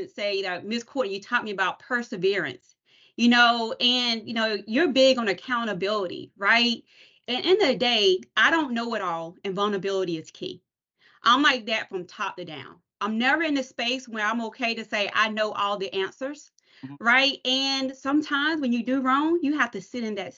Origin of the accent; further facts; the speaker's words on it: Anson County, North Carolina, United States; now in Charlotte, United States; I definitely reside in Charlotte, but I'm from Anson County. That's my roots